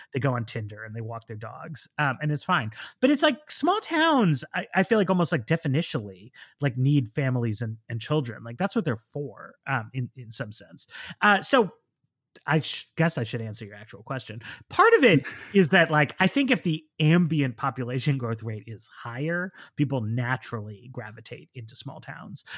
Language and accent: English; New York City, New York, United States; I grew up in Manhattan